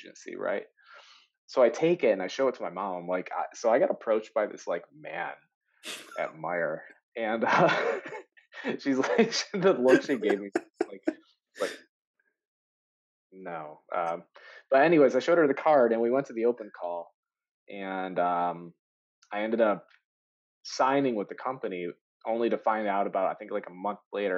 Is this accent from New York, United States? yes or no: no; Michigan, United States; I'm from Michigan